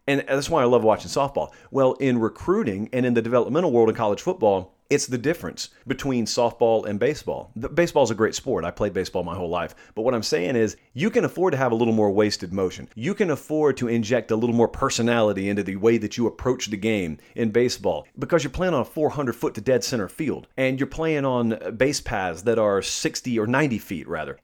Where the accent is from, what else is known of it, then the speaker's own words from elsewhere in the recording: Columbus, United States; I grew up in Columbus, where I am right now, um, physically